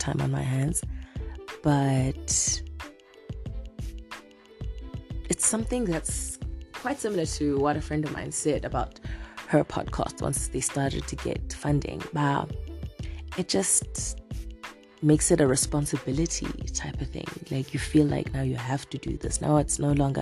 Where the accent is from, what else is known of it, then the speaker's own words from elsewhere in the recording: South Africa; now in Zimbabwe; I'm South African